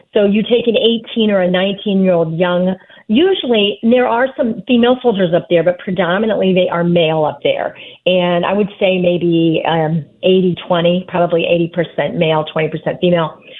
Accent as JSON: {"language": "English", "town": "Fort Wayne", "region": "Indiana", "country": "United States", "tie": "born or raised there", "said": "my hometown of Fort Wayne, Indiana"}